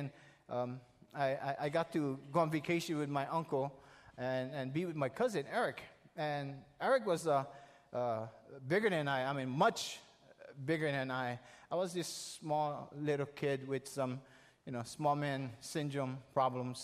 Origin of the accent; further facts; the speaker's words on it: the Big Island, Hawaii, United States; I'm visiting from the Big Island, and I'll be going back after summer.